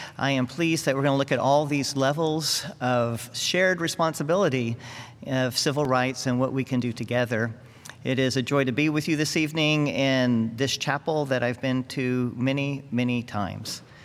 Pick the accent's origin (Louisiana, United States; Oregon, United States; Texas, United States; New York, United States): Texas, United States; Houston; As a Houstonian and as a Texan